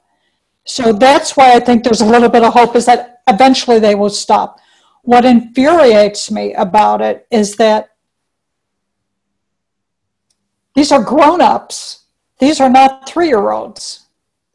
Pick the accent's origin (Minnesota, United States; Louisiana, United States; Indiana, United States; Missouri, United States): Missouri, United States; St. Louis; now in Chicago, United States; I'm from St. Louis